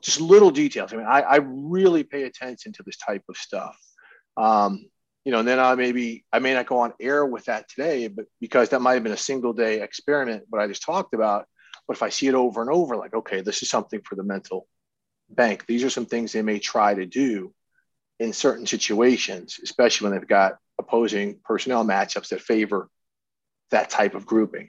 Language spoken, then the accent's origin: English; St. Louis, Missouri, United States; also born or lived in Minnesota; I went to high school and stuff in St. Louis. I, I consider it my home.